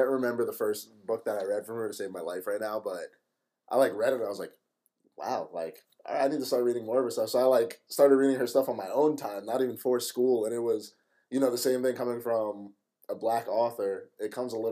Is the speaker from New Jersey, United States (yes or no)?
yes; Farmingdale, New Jersey, United States; also born or lived in Howell, New Jersey; growing up in Howell, New Jersey, or to be more specific, Farmingdale, New Jersey